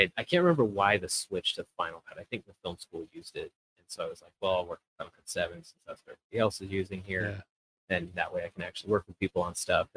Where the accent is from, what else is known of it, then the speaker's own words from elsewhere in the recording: Fort Collins, Colorado, United States; now in Thornton, United States; I grew up in Fort Collins, moved down here in 2009.